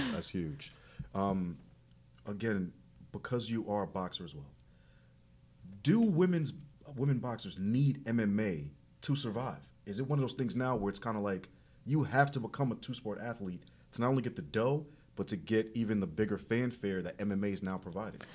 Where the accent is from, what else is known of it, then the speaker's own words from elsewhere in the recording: New York, United States; I'm a New York person. I'm a New York native